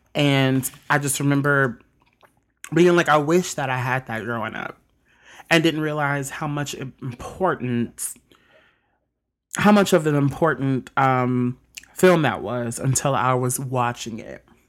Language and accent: English; Mississippi, United States; also born or lived in South Bend, Indiana; I was born in South Bend, Indiana, but I was raised in Mississippi all my life